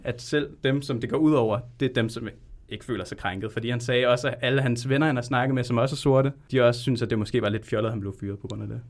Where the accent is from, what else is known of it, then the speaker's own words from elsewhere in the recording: Tølløse, Zealand, Denmark; also born or lived in Colombia; jeg kommer fra Tølløse i Vestjylland